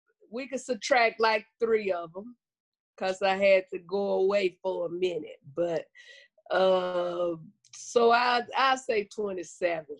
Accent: Blytheville, Arkansas, United States; moved away; also born or lived in St. Louis, Missouri / California; I was born and raised in Arkansas. I'm originally from Blytheville, Arkansas, right by Memphis, Tennessee.

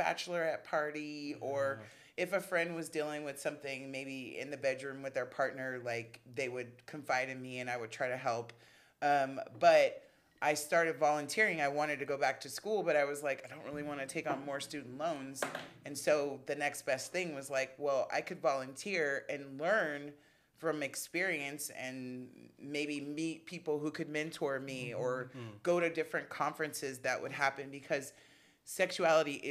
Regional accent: Los Angeles, California, United States; I am born and raised here in Los Angeles, mm-hmm. In LA proper and in Compton

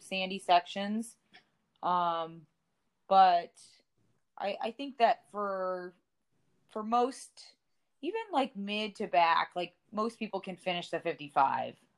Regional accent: West Coast, United States; moved away; also born or lived in Big Bear, California; I'm originally from West Coast. Uh, I used to live in uh, Big Bear, California

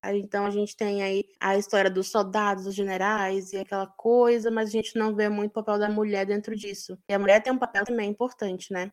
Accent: Pará, Brazil; also born or lived in Porto Alegre; now in São Paulo, Brazil; eu morei no Pará, nasci e cresci lá, depois em Porto Alegre e quando eu me mudei sozinha para São Paulo

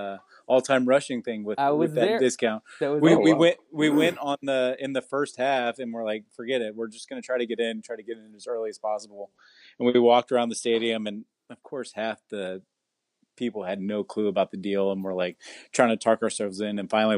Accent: Irving, Texas, United States; I grew up in Irving

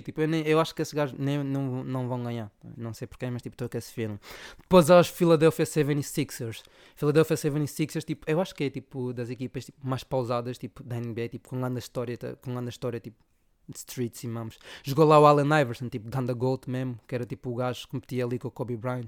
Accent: Zaire, Angola; Angola é de onde venho, e de onde venho eu sou

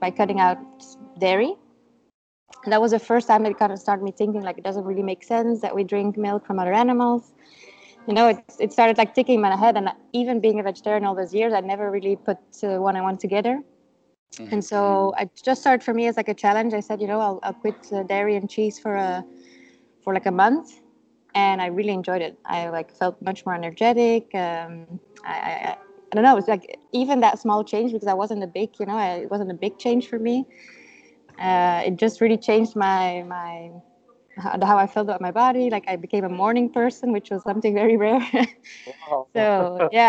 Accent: Brussels, Brussels-Capital Region, Belgium; first language Dutch; English is a second language; also born or lived in Madrid, Spain; I'm from Belgium. I was born in Brussels. My parents are Dutch. So I grew up, living in Brussels, but speaking mostly Dutch

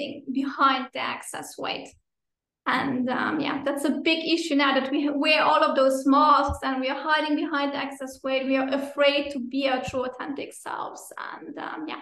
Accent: Luxembourg; moved away as an adult; also born or lived in Finland / Brazil; I'm originally from Luxembourg. I'm again living in Luxembourg, but I also lived 8 years in Finland, and then for almost 5 years in Brazil

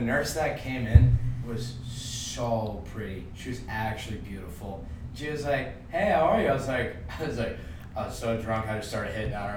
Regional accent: Long Island, New York, United States; I'm from Long Island.

